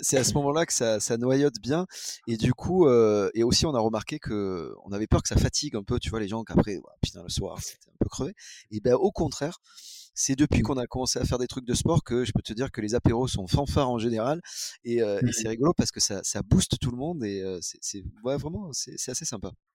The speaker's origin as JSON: {"language": "French", "town": "La Ciotat", "region": "Provence-Alpes-Côte d'Azur", "country": "France", "tie": "born or raised there", "said": "je suis né à La Ciotat"}